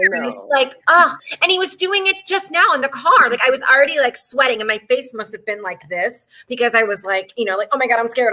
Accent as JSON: {"language": "English", "region": "Texas", "country": "United States", "tie": "born or raised there", "said": "I grew up in Texas"}